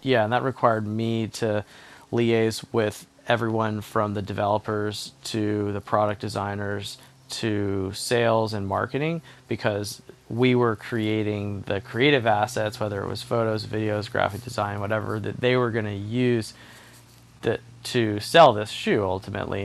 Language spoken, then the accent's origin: English; Charleston, South Carolina, United States; growing up in Charleston, South Carolina